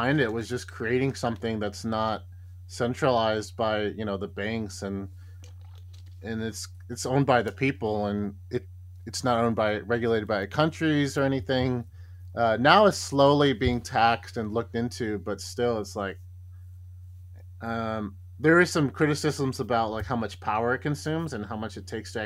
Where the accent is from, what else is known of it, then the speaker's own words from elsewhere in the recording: United States; moved away as an adult; now in Japan; I'm American and I'm living in Japan. It's been here for like 6-7 years